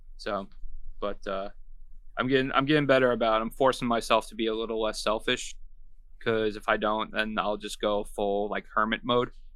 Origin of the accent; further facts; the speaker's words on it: Long Island, New York, United States; moved away as an adult; also born or lived in Savannah, Georgia; now in Florida, United States; I'm from Long Island originally. Uh, I lived there until I was about twenty-two, twenty-three